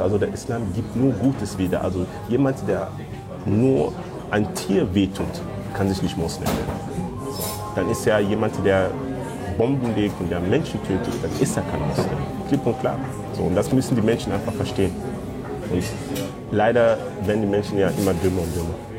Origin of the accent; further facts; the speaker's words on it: North Rhine-Westphalia, Germany; also born or lived in Democratic Republic of the Congo; Ich bin mit neun Jahren nach Deutschland gekommen und bin in NRW aufgewachsen, in Rickenhausen